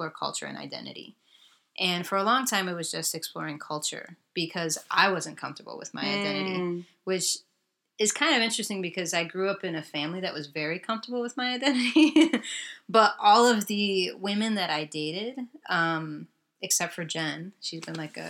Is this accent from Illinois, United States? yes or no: yes; Chicago, Illinois, United States; also born or lived in Brooklyn; growing up in Chicago, it's a really segregated city. And while I'm multiracial and I grew up in a city that, yes, does have diversity